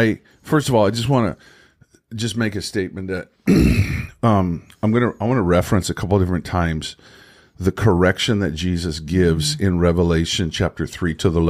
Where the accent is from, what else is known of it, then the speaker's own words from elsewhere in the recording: Ireland; Yeah, I'm from Ireland.